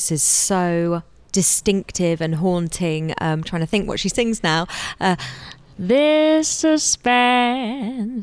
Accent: Aldbury, East of England, United Kingdom; also born or lived in Edgware; when I was about 3 or 4, my parents moved out to a little village in Hertfordshire called Aldbury

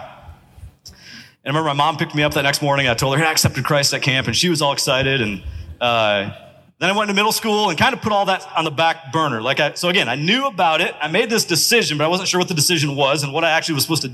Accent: Pigeon, Michigan, United States; I'm from Pigeon

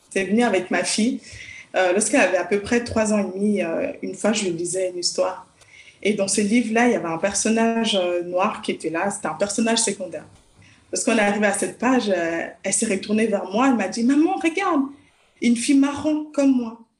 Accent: Lausanne, Vaud, Switzerland; Alors, je suis de Lausanne, je suis euh, psychologue de formation et je suis également auteur jeunesse.

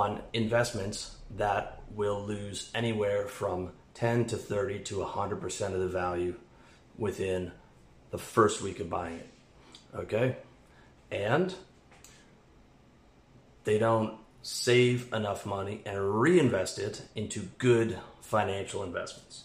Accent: Canada; moved away; I'm a Canadian

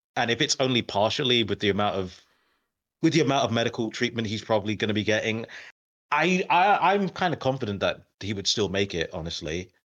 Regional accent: United Kingdom; I'm British

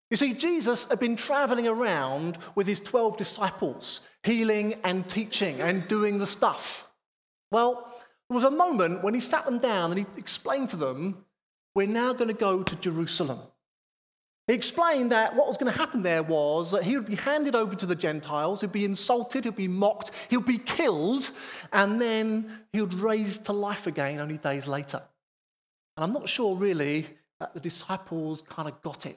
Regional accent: Harrow, London, United Kingdom; I was fortunate enough to work in the centre of town. My offices were right there in the centre of Harrow

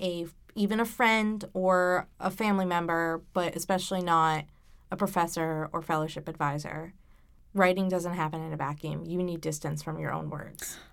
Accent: Warwick, Rhode Island, United States; I grew up in Gatsby, Warwick

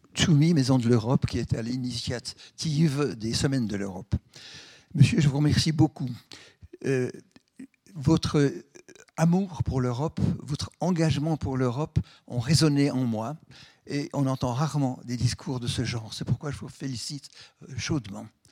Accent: Switzerland; born or raised there

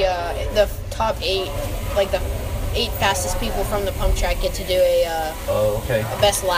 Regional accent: Pennsylvania, United States; I'm 14 years old. I'm from Pennsylvania.

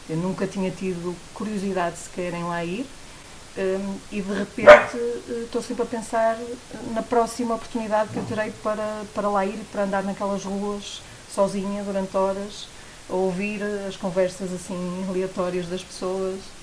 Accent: Porto, Norte, Portugal; eu sou do Porto

